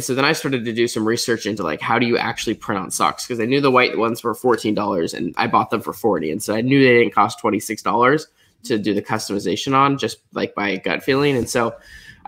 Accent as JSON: {"language": "English", "town": "Portland", "region": "Oregon", "country": "United States", "tie": "born or raised there", "said": "I grew up in Portland, Oregon."}